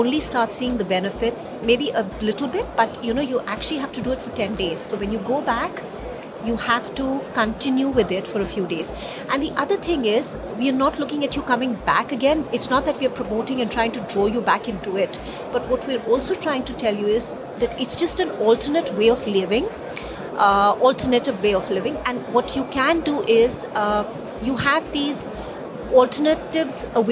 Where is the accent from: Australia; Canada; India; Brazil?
India; we come from India, which is a land of dharma and karma, you know, this is how we've all been, it's kind of ingrained in all of us.